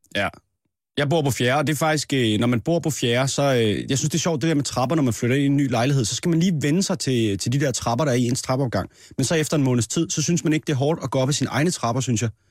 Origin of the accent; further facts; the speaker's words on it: Næstved, Zealand, Denmark; i Næstved, hvor jeg er fra